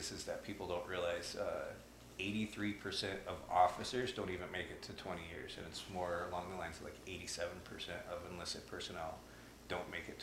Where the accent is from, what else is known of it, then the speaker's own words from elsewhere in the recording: Oregon, United States; So I grew up small town in Oregon.